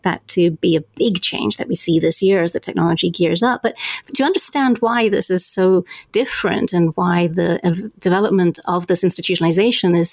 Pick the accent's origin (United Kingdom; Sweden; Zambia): Zambia; I grew up in Zambia